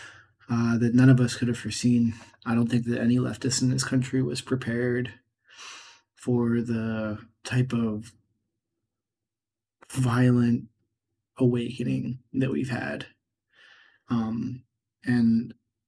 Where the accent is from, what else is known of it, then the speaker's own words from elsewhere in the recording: Pittsburgh, Pennsylvania, United States; I'm from Pittsburgh, and the dialect is somewhat strange, and it has a tendency to lead to mumbling